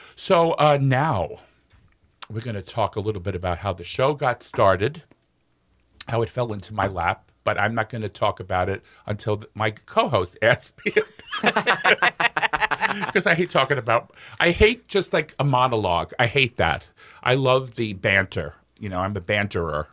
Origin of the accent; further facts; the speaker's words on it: New York City, New York, United States; moved away as an adult; now in Minnesota, United States; I was born in Brooklyn, New York, in the sixties